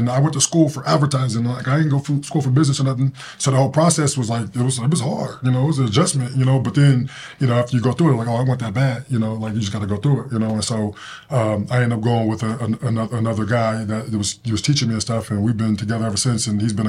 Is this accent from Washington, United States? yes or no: no; Denver, Colorado, United States; Denver, Colorado.